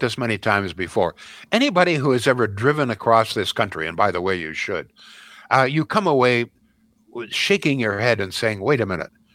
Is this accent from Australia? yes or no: no; Brantford, Ontario, Canada; growing up in Brantford, Ontario